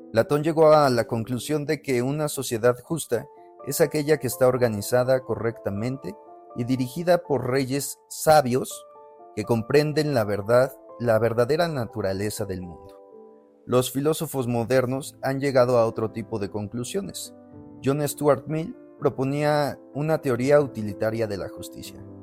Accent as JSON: {"language": "Spanish", "country": "Mexico", "said": "nosotros como mexicanos"}